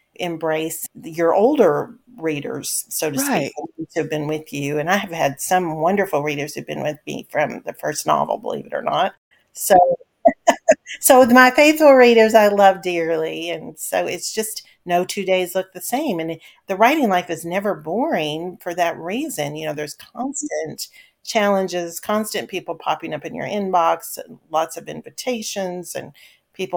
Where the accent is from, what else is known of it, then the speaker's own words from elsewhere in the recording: Kentucky, United States; now in Pacific Northwest, United States; my home state, Kentucky